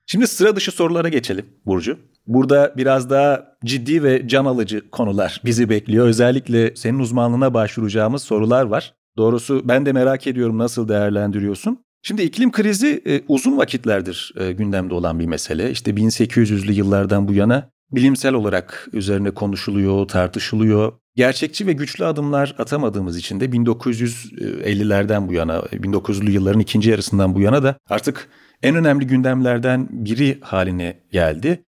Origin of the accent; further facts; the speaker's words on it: Çukurova, Turkey; ben de Çukurovalıyım.